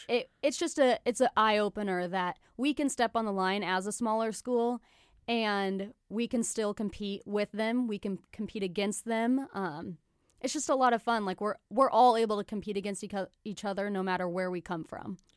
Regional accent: Salina, Kansas, United States; also born or lived in Gypsum, Kansas; now in Kansas City, United States; I'm from Salina, Kansas.

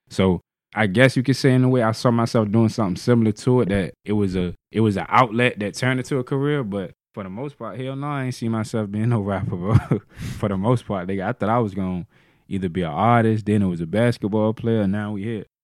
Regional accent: Norfolk, Virginia, United States; I'm from Grandy Park

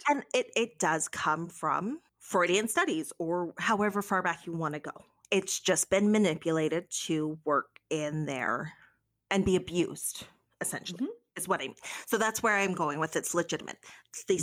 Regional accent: Canada; as a Canadian

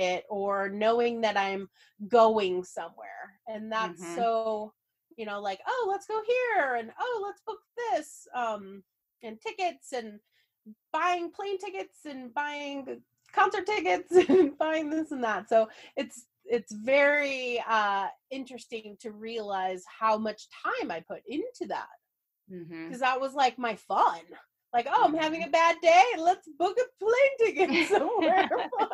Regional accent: St. Louis, Missouri, United States; moved away; I grew up in St. Louis

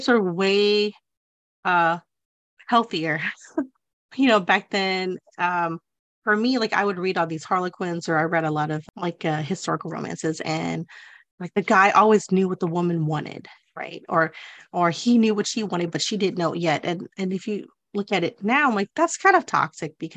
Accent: the South, United States; growing up in the South

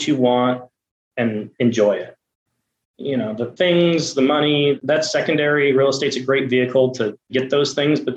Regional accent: Buffalo, New York, United States; I'm from Buffalo, New York, and the idea came to me back when I was in high school that I should work at a car wash

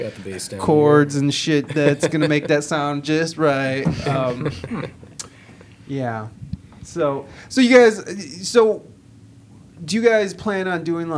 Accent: Toledo, Ohio, United States; also born or lived in San Diego; coming from that back to Toledo, I thought I was coming back to what I left.

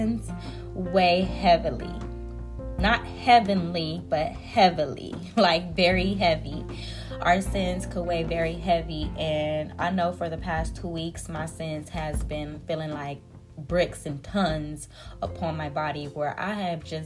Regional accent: United States; I'm an American

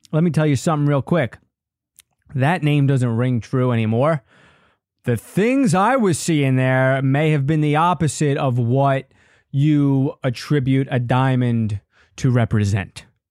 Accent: Long Island, New York, United States; I grew up on Long Island.

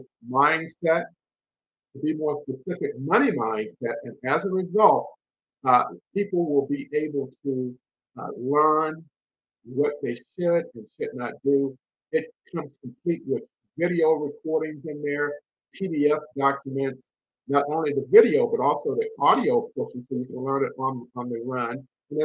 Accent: Henderson, North Carolina, United States; my hometown of Henderson, North Carolina

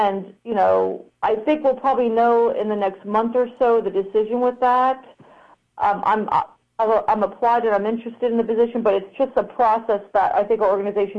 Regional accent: New York, United States; now in San Antonio, United States; I'm originally from New York

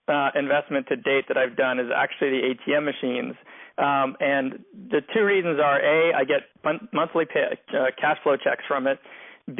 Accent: Montreal, Quebec, Canada; also born or lived in Philadelphia; now in Los Angeles, United States; I'm originally from Montreal

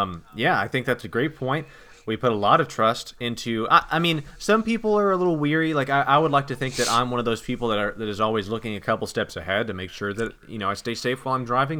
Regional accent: United States; I'm an American

